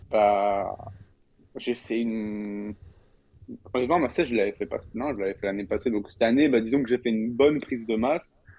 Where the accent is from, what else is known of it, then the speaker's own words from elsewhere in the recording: France; now in Canada; on rentre en France pendant une petite période